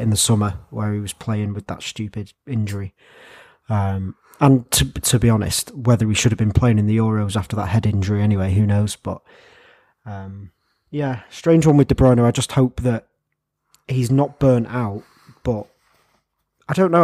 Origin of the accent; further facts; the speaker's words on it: England, United Kingdom; as an Englishman